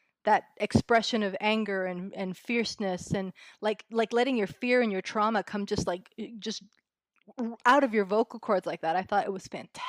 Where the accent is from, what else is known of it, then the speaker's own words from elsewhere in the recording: California, United States; Well, because I was brought up in the Bay Area. I was sort of the tail end of the punk rock era, really, so that I was very much in San Francisco at the time